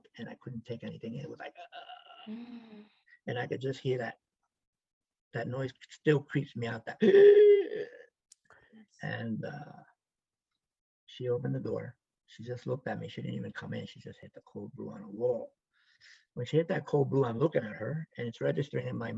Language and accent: English; New York City, New York, United States; I grew up in the South Bronx